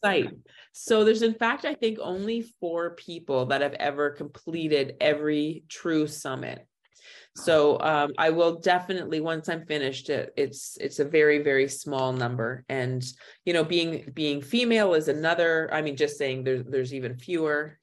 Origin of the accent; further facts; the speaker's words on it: Thunder Bay, Ontario, Canada; moved away as an adult; also born or lived in Waterloo / Western Australia; now in Kathmandu, Nepal; I'm originally from Thunder Bay